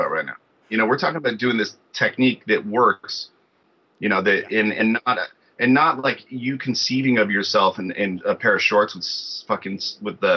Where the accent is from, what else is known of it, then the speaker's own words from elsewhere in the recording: Hayward, California, United States; also born or lived in Oakland, California; I'm from the Bay Area, but Hayward, Oakland area. My dad lived in Oakland, my mom lived in Hayward.